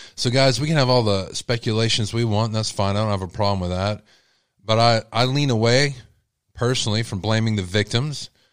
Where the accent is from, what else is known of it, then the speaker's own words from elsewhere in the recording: Texas, United States; I'm from Texas, y'all, and I have an accent sometimes